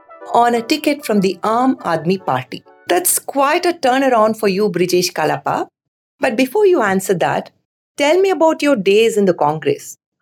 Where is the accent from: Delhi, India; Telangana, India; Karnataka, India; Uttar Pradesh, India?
Karnataka, India; Elections to the Karnataka Legislative Assembly are around the corner. And adding to the heat of summer in my hometown, there's a buzz of political activity.